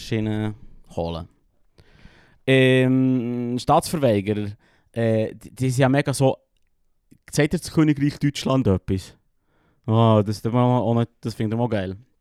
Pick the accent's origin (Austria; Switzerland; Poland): Switzerland; als Schweizer